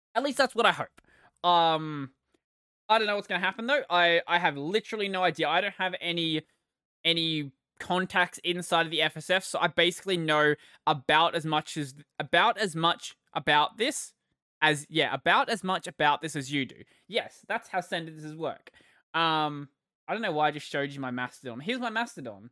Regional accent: Australia; I am Australian

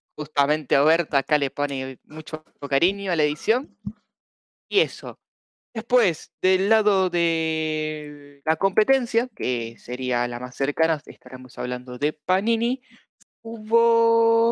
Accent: Argentina; somos Argentina

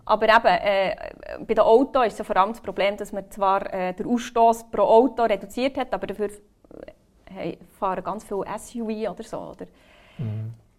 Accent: Bern, Switzerland; ich bin aus Bern.

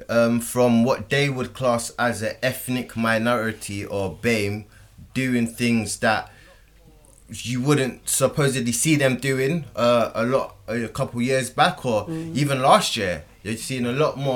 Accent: United Kingdom; we're British

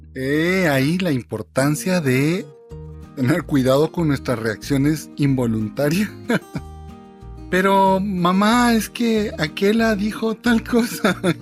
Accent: Guatemala; obligación mía como guatemalteco

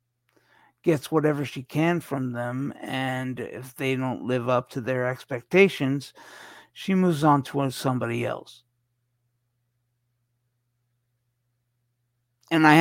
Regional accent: Canada; accent: Canadian; also born or lived in Toronto; my Canadian accent

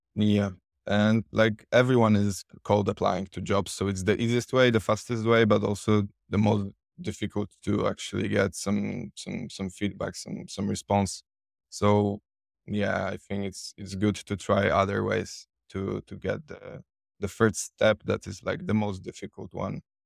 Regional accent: Poland; English is a second language; I'm from Poland

